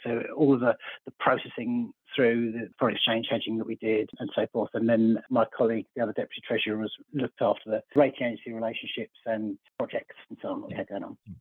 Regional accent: Surrey, South East England, United Kingdom; born and bred in Surrey

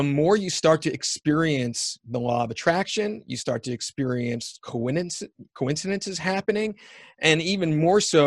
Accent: United States; also born or lived in Canada; being an American

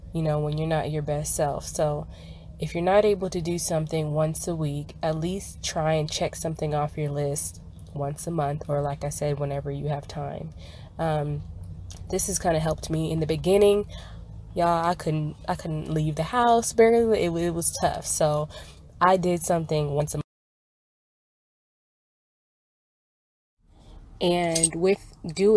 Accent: Dallas, Texas, United States; I am from Dallas, Texas.

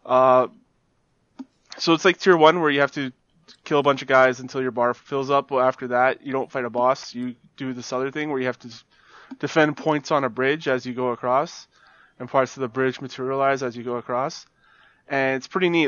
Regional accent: Canada; as a Canadian, non-American

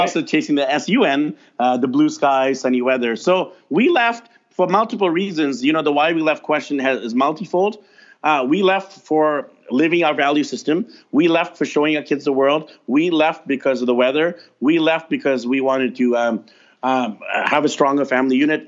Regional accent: North Vancouver, British Columbia, Canada; I grew up over there in North Van, not too far from you, and I was voted most shy at Windsor Secondary School in North Vancouver

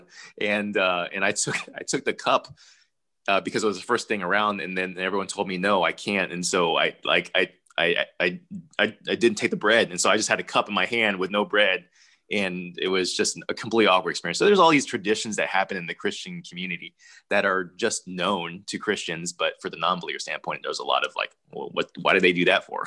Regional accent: United States; I was born here in the States

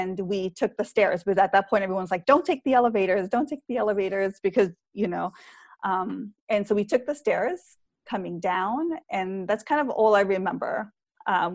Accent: New York, United States; I grew up in New York.

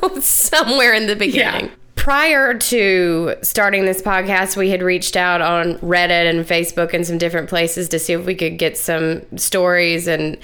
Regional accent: South Georgia, United States; accent: Southern; I'm from South Georgia.

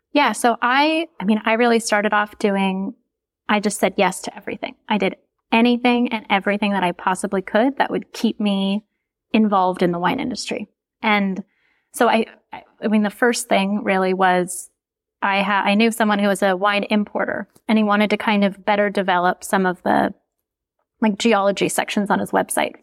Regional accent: Minnesota, United States; moved away as an adult; also born or lived in California; I'm from Minnesota, I'm from the Midwest

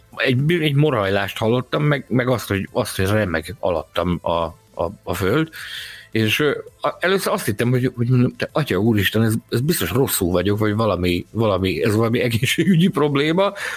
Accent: Balkány, Szabolcs-Szatmár-Bereg, Hungary; Falun nőttem fel, amiből város lett

